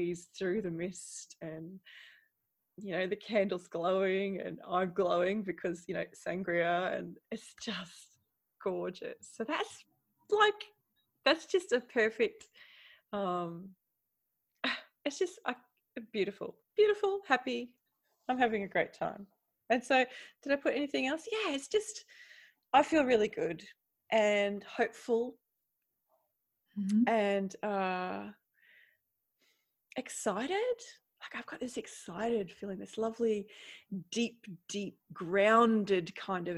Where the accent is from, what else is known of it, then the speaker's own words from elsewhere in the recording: Queensland, Australia; now in Netherlands; I'm from Queensland